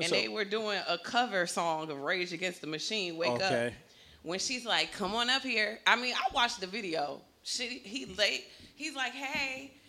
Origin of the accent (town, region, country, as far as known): Ohio, United States